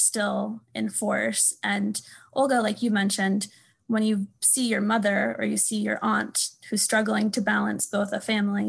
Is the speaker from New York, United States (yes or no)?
no; California, United States; I'm from California